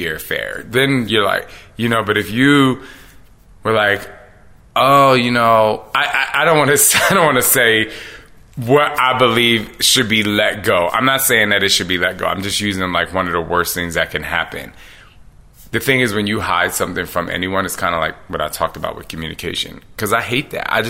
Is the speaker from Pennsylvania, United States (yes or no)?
yes; Philadelphia, Pennsylvania, United States; growing up in Philly